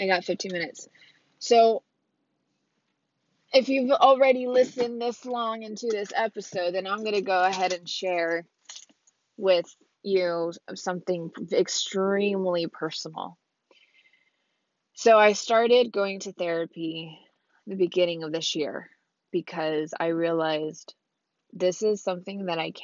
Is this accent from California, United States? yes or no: yes; Orange County, California, United States; I'm from Orange County, California. All over Orange County that I know of. Born and raised in Orange County